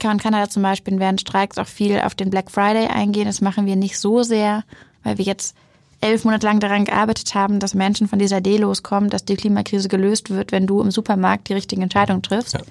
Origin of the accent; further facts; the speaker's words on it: Hamburg, Germany; Hamburg lebt. Deshalb bin ich als Hamburgerin natürlich.